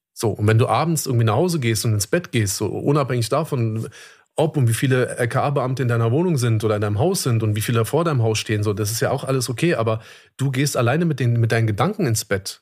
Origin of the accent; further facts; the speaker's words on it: Germany; bei uns in Deutschland